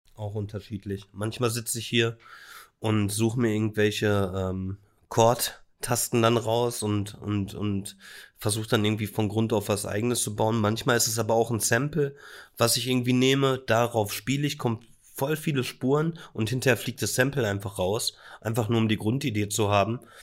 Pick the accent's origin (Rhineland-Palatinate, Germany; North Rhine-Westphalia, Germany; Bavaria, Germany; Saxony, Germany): North Rhine-Westphalia, Germany; Bielefeld; born or raised there